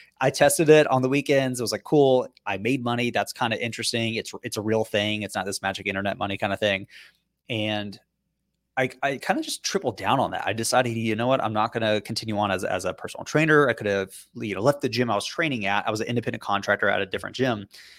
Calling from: Boston, Massachusetts, United States; So we're actually in downtown Boston.

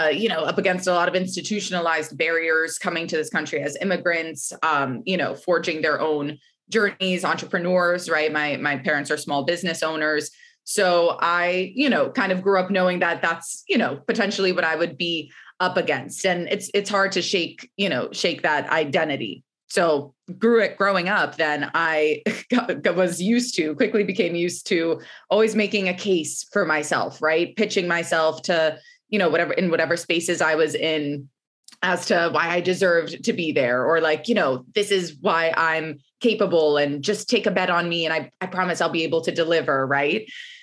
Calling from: New York City, New York, United States; I am calling in from Brooklyn, New York this morning.

